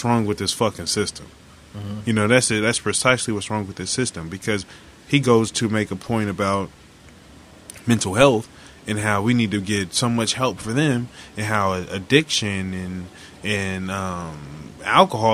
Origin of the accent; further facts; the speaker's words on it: Oklahoma, United States; moved away; I grew up in Oklahoma